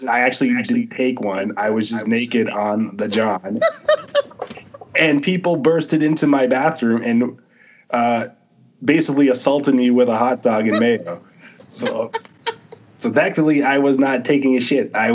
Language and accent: English; Toronto, Ontario, Canada; I'm from Scarborough